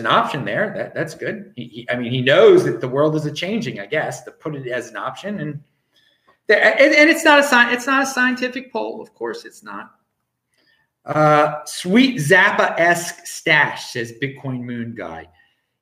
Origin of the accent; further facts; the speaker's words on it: Baltimore, Maryland, United States; moved away; I am from Baltimore, Maryland, originally